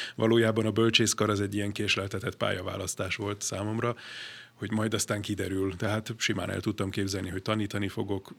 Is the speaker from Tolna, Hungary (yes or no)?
no; Budapest, Hungary; az én szüleim már itt kötöttek házasságot Budapesten, és én is itt születtem 76-ban. Aztán uh, itt jártam gimnáziumban